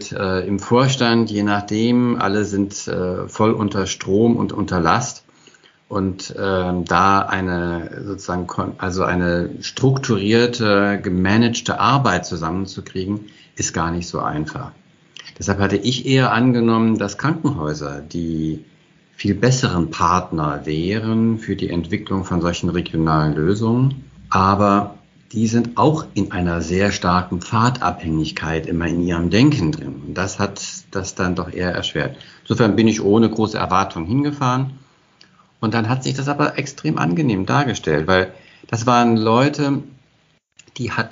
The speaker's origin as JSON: {"language": "German", "region": "Hesse", "country": "Germany", "tie": "born there", "said": "Als gebürtiger Hesse kannte ich aber nur das Kinzigtal äh, fast von Hessen"}